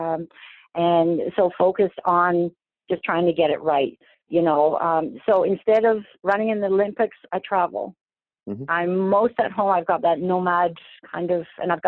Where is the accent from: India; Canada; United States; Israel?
Canada; a small city outside of Toronto, Ontario; now in Toronto, Canada; I grew up in a small city outside of Toronto. I'm in Toronto right now and I raised my children here.